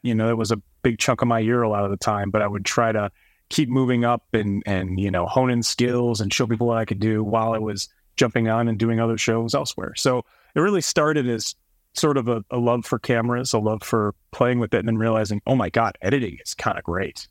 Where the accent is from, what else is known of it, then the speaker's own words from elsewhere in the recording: East Coast, United States; moved away; I'm from the East Coast